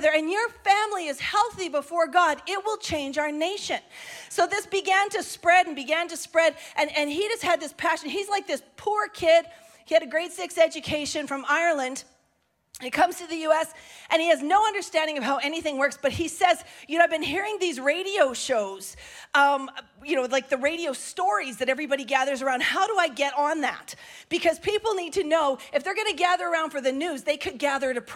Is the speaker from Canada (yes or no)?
yes; Canada; we're so Canadian sometimes